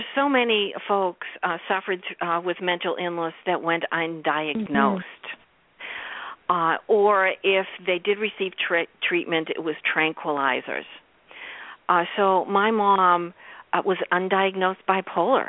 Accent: Boston, Massachusetts, United States; I grew up in Boston.

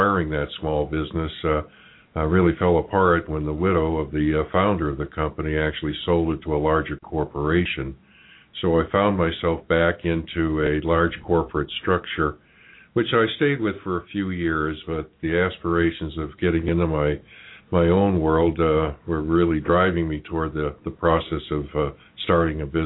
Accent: Boston, Massachusetts, United States; moved away as an adult; also born or lived in Wellesley, Massachusetts; now in Cincinnati, United States; I grew up in Boston, and I went to a small school in Wellesley, Massachusetts called Babson

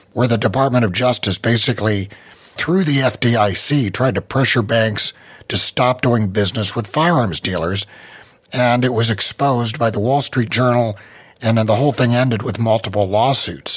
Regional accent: West Virginia, United States; moved away as an adult; also born or lived in Las Vegas; I was from West Virginia. I was used to West Virginia high schools

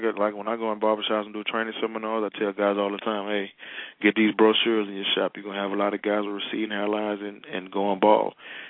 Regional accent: Mobile, Alabama, United States; Oh, yeah, like I said, we from the same state. I'm from Mobile.

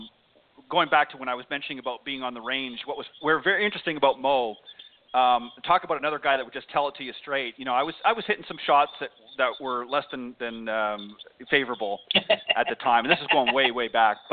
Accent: Burlington, Ontario, Canada; also born or lived in Hamilton, Ontario; I was born in Hamilton, but I lived most of my life in Burlington.

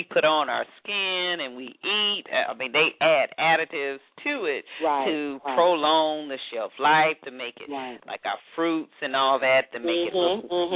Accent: Atlanta, Georgia, United States; my hometown, Atlanta.

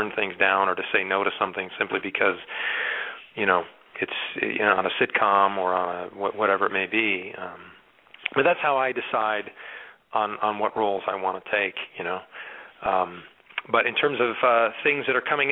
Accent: Rockford, Illinois, United States; moved away as an adult; also born or lived in Connecticut / Brooklyn, New York; now in California, United States; And then my mom moved to the Midwest to a town called Rockford, Illinois. And that's where I spent the next 17 years or so

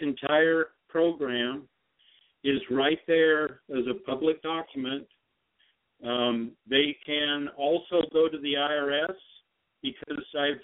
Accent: Utah, United States; I'm a Western guy. I'm from Utah.

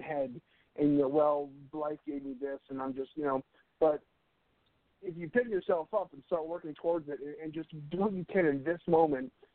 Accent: United States; as an American

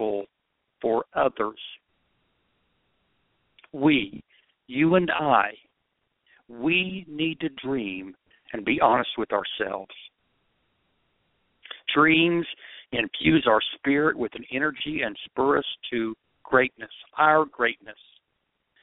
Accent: Oklahoma, United States; I'm being from Oklahoma

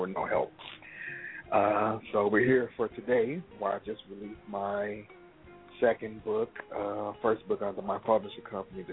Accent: Chicago, Illinois, United States; from Chicago, born and raised. Pretty much grew up here

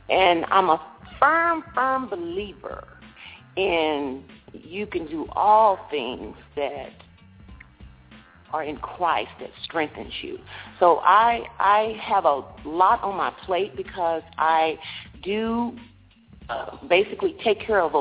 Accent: Dallas, Texas, United States; I am from Texas, Dallas, Texas

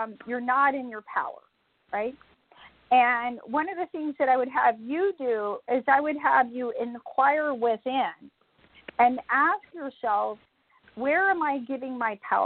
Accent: Atlanta, Georgia, United States; I'm from Atlanta, Georgia

